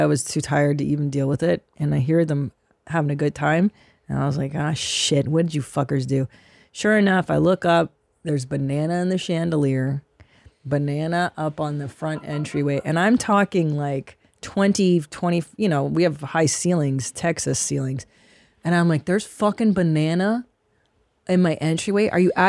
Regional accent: Windsor, Ontario, Canada; born there; I was born in Windsor, Ontario.

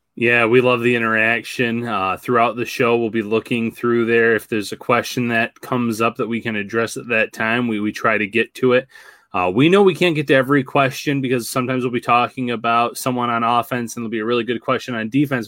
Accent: Salamanca, New York, United States; I'm from Salamanca, New York

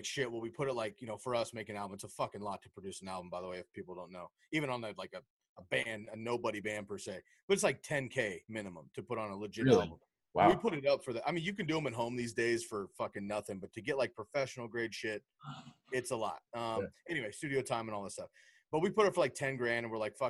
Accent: West Coast, United States; I grew up on the West Coast, just as my home

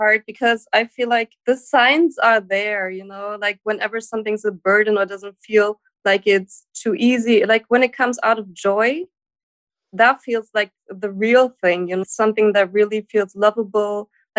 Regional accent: Germany; I'm from Germany.

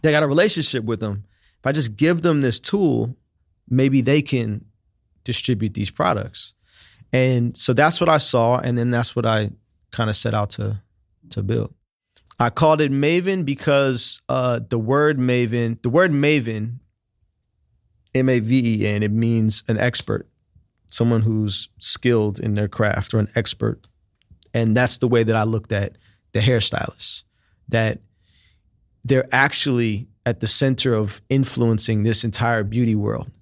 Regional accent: Oakland, California, United States; moved away as an adult; also born or lived in China / Miami; I'm from here, I'm from Oakland.

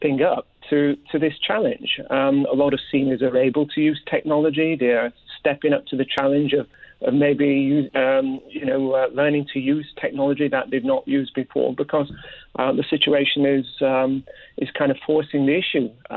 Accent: United Kingdom; moved away; I myself, as you can probably tell, I'm originally from Britain.

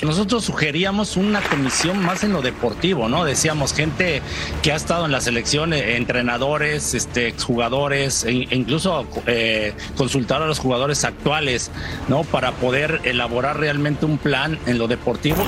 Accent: Mexico; siendo mexicano

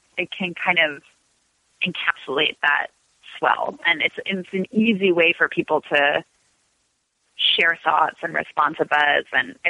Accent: Los Angeles, California, United States; also born or lived in Washington, District of Columbia, United States; we moved, my family literally drove across the country when I was 5. So I grew up

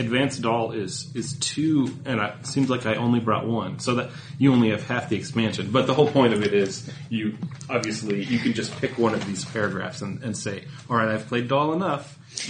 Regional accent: Rochester, Minnesota, United States; moved away as an adult; now in Denmark; I'm a Minnesota boy.

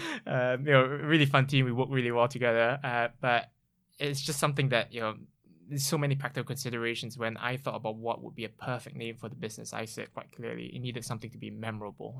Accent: Singapore; moved away as an adult; now in United Kingdom; I grew up in Singapore, came to the U K over fifteen years ago now to, for my higher education

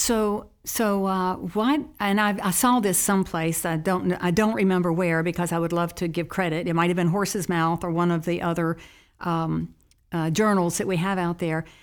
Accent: Charlotte, North Carolina, United States; as a child, I grew up in Charlotte, North Carolina

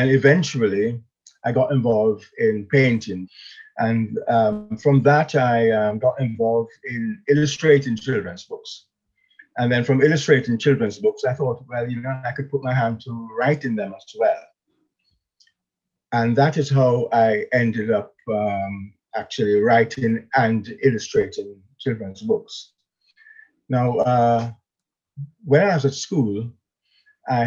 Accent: Jamaica; moved away as an adult; now in England; I was born in Jamaica, and I came to England in the mid-60s, quite a long while back, to study law

